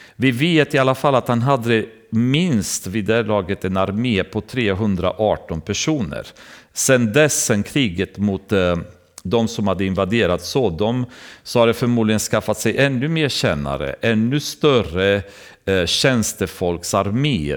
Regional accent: Romania; now in Sweden; när man kommer från Rumänien, där jag kommer ifrån

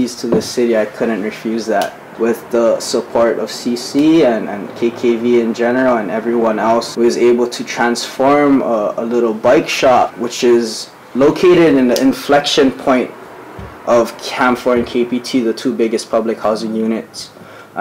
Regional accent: Ewa Beach, Hawaii, United States; I'm from Evo Beach on the hood

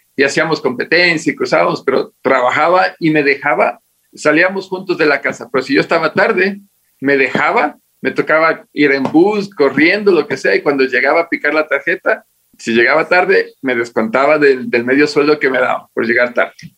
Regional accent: Latacunga, Cotopaxi, Ecuador; moved away as an adult; also born or lived in Maryland, United States; now in Quito, Ecuador; A la edad de dos años me trajeron obligado, no tenía voz ni voto, a la ciudad de La Tacunga. Y ahí, y ahí me crié hasta los 18

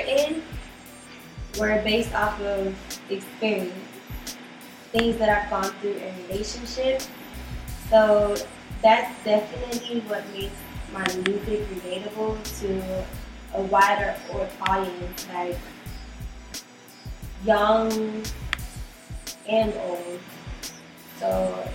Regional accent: Miami, Florida, United States; I grew up in Miami for most of my life

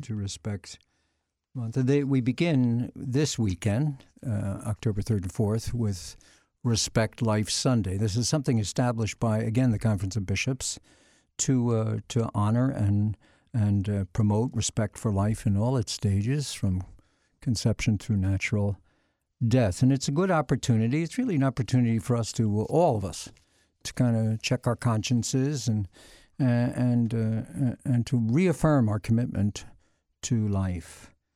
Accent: Philadelphia, Pennsylvania, United States; moved away; I was born and raised in the Archdiocese of Philadelphia

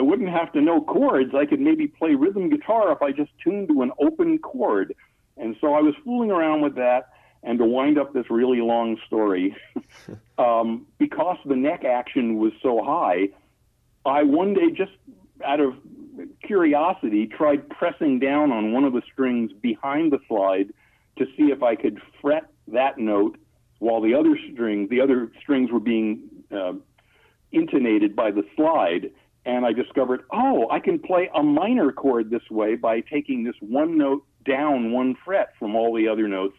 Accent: Long Island, New York, United States; also born or lived in Brooklyn, New York; I was born in Brooklyn and then grew up on Long Island.

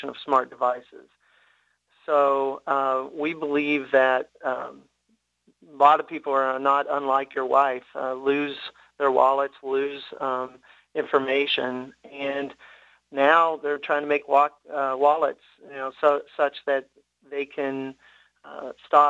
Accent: Tennessee, United States; born and raised in Tennessee, you're a Vol for life

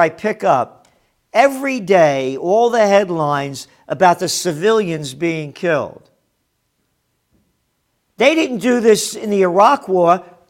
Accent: United States; I'm an American.

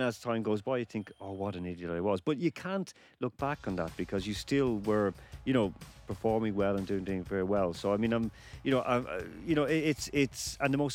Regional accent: Ireland; I'm Irish

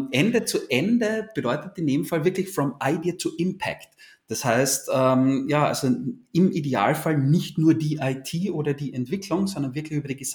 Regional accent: Austria; Und wie man hört, ich komme aus Österreich.

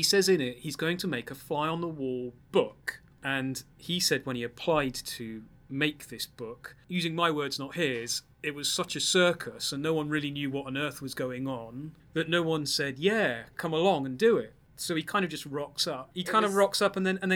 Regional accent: United Kingdom; being a Brit

